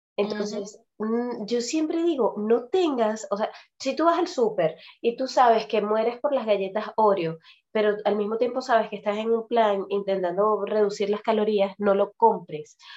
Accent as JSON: {"language": "Spanish", "country": "Venezuela", "tie": "born or raised there", "moved": "as an adult", "said": "tal vez si yo me hubiese quedado viviendo en Venezuela, yo salí de Venezuela a los 21"}